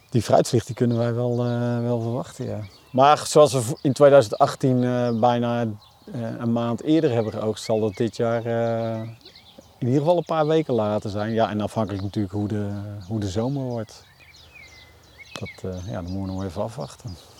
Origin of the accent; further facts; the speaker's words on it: Utrecht, Netherlands; moved away as an adult; now in Vechtdal, Netherlands; ik ben geboren en getogen in Utrecht